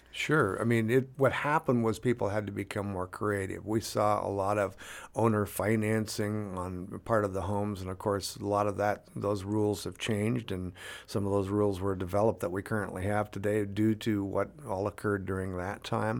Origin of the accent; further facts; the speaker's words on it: Tri-Cities, Washington, United States; born and raised in the Tri-Cities.